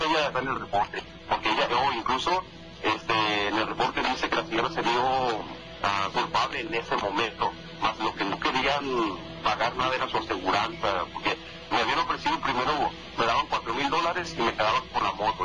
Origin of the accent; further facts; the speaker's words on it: Mexico; moved away as an adult; Desde que yo salí de México hace tal vez 16 años que me vine para acá